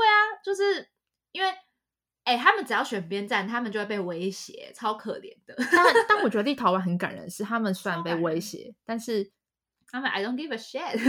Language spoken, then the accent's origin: Chinese; Taiwan; 我是台湾人